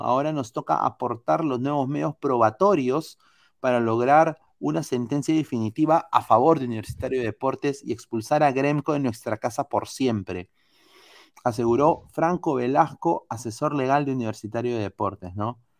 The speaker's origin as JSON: {"language": "Spanish", "country": "Peru", "said": "Yo soy de Perú"}